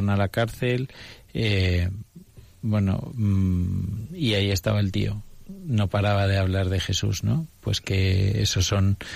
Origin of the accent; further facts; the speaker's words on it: Russia; Spanish is a second language; Bueno, yo soy ruso y me cuesta, hay que aceptar que me